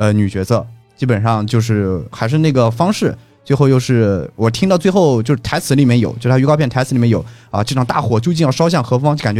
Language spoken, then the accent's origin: Chinese; Anhui, China; 对，因为我老家一直在徽州